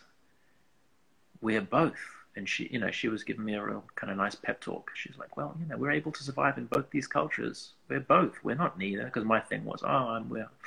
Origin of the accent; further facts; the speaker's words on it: England, United Kingdom; growing up as, you know, as an English person, as an Afghan person